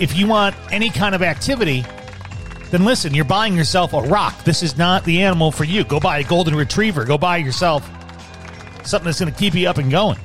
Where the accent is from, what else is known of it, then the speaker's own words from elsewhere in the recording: Chicago, Illinois, United States; being a Chicagoan